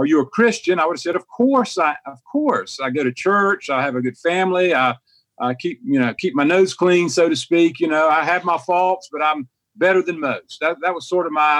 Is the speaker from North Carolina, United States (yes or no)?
yes; High Point, North Carolina, United States; I was raised in High Point, normal middle-class family